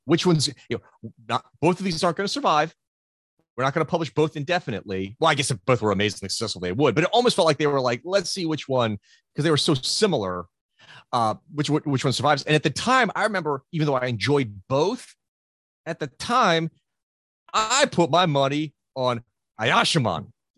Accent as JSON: {"language": "English", "country": "United States", "tie": "born or raised there", "said": "growing up in the States"}